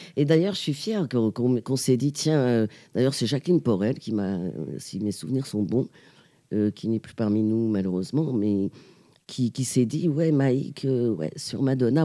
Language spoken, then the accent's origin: French; Pantin, Île-de-France, France; Une petite euh, togolo-pantinoise, c'est-à-dire moitié togolaise et moitié pantinoise, parce que je suis née à Pantin.